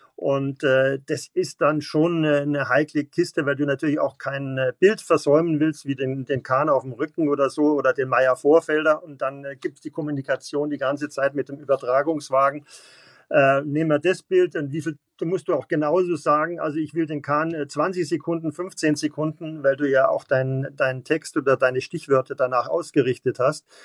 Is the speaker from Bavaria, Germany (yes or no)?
yes; Munich, Bavaria, Germany; Auch als Bayer, äh, Bayer und äh, als, als Münchner hier